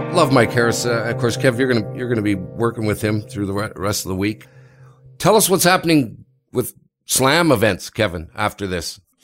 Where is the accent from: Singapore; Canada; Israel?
Canada; I'm Canadian